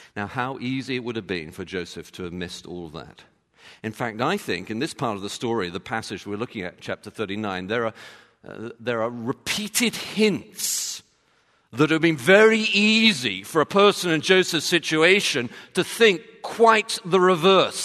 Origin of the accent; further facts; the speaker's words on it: London, United Kingdom; being from London